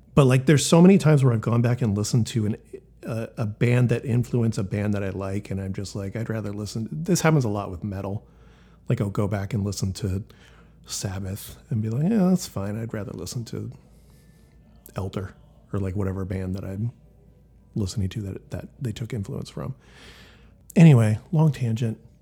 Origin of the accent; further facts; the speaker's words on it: Elk Grove, California, United States; growing up in Elk Grove, California